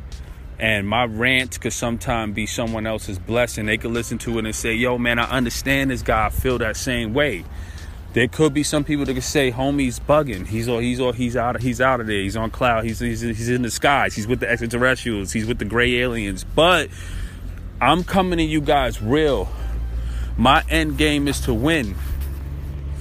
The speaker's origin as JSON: {"language": "English", "town": "Brooklyn", "region": "New York", "country": "United States", "said": "I'm from Brooklyn"}